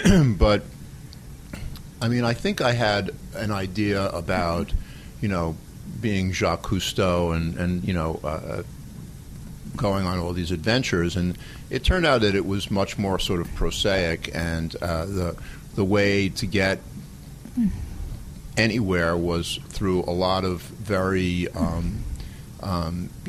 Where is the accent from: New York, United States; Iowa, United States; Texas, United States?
New York, United States; New York City; as a kid growing up in the Bronx